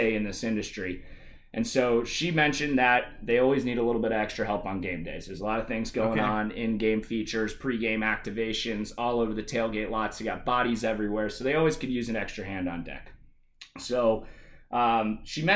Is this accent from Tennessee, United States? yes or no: no; Atlanta, Georgia, United States; moved away as an adult; also born or lived in Clemson, South Carolina; now in Seattle, United States; my hometown Atlanta